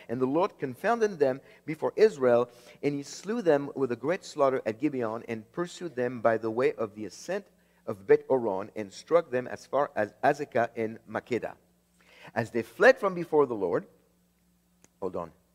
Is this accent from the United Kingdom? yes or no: no; France; moved away; I was born in France